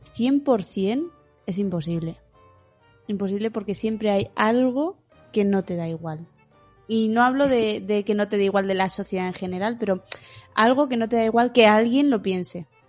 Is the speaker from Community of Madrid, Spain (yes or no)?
no; Bilbao, Basque Country, Spain; Yo soy de Bilbao